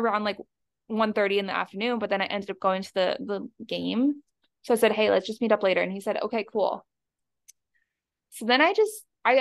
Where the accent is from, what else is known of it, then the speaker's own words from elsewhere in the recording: Michigan, United States; moved away; I'm from Michigan